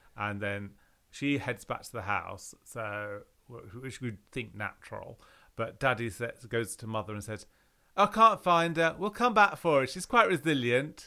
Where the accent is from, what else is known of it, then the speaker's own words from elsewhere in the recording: London, United Kingdom; when I was brought up in London